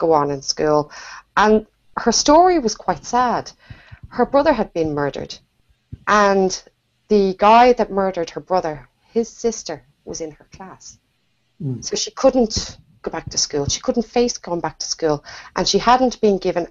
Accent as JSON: {"language": "English", "town": "Dublin", "region": "Leinster", "country": "Ireland", "said": "I'm from Dublin in Ireland."}